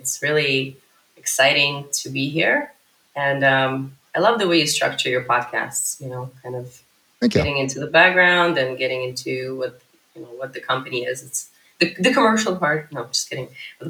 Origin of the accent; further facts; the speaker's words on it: Ukraine; also born or lived in United States; now in Israel; I moved to Israel when I was 21 from the U.S. Although I'm originally from Ukraine, but I moved from the U.S. to Israel in 2005.